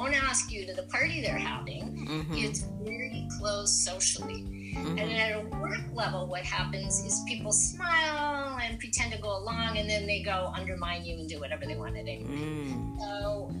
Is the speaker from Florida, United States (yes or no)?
no; Minnesota, United States; I come from Minnesota, the Minnesota Nice, where people pretend to be your friends